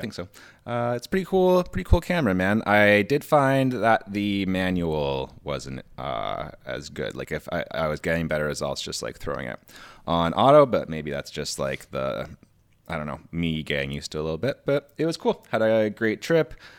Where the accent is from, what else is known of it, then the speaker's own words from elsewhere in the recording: Canada; we're Canadian